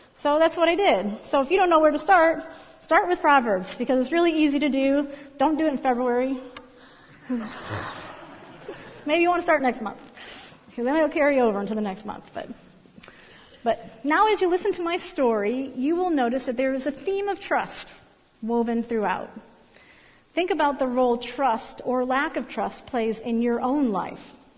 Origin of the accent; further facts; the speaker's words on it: Berea, Ohio, United States; moved away as an adult; also born or lived in Lorain County, Ohio; now in Columbus, United States; I grew up in Berea, Ohio, uh, in a middle class neighborhood.